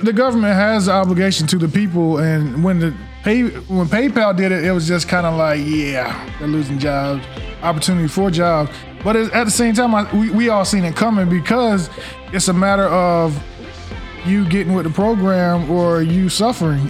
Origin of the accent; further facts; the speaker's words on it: North Carolina, United States; I'm born and raised in North Carolina